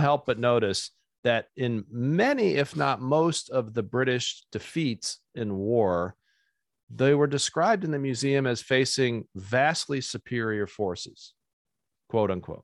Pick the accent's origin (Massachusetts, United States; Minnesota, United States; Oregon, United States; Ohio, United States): Ohio, United States; Fremont; I grew up in Ohio